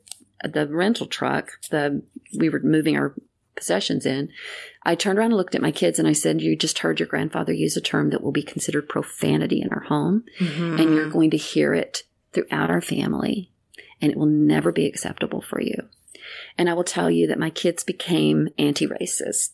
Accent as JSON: {"language": "English", "town": "Greenville", "region": "Texas", "country": "United States", "tie": "born or raised there", "said": "There was a sign to the entrance of our city that said, \"Welcome to Greenville, Texas"}